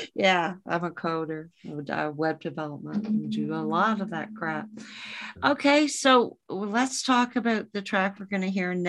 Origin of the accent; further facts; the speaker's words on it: Toronto, Ontario, Canada; also born or lived in Calgary; I was born, bred, and raised in Toronto